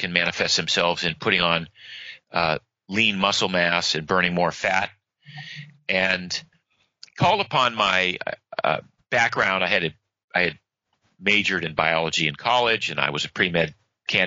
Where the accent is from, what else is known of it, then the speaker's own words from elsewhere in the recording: Maine, United States; now in Florida, United States; I grew up in Maine